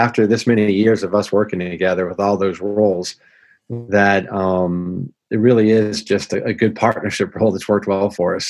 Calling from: Marietta, Georgia, United States; Today, I'm at the home office in Marietta, Georgia, and I'll be back on the road again for the next 7 of 10 weeks.

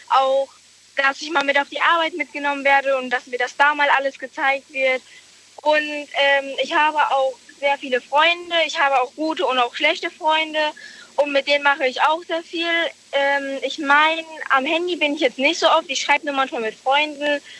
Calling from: Merkelbach, Rhineland-Palatinate, Germany; Aus Merkelbach.

